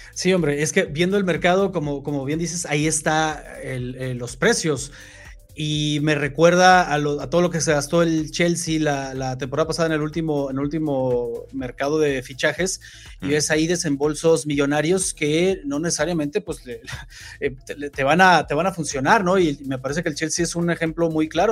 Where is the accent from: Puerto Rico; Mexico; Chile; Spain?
Mexico; yo como mexicano